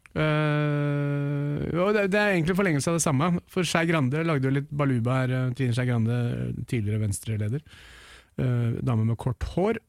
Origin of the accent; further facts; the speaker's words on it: Norway; født og oppvokst i Norge